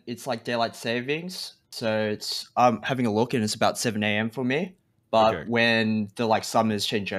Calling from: Melbourne, Victoria, Australia; I'm calling from Melbourne, Australia.

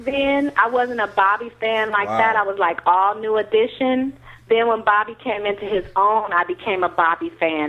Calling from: Pleasanton, California, United States; I'm calling from Pleasanton, California.

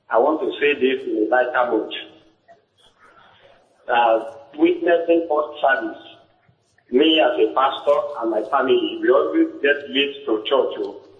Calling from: Osogbo, Osun, Nigeria

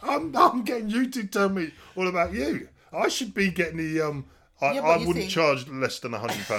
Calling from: United Kingdom; I'm calling you from the phone in the UK.

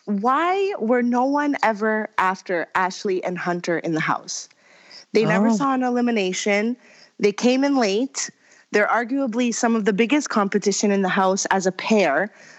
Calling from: Toronto, Ontario, Canada

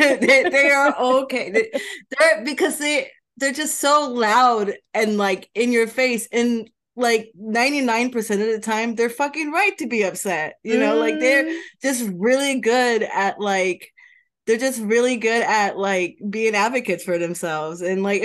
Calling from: Washington, District of Columbia, United States; Washington DC, Trinidad area is a great area. I've been living here for like 9 months

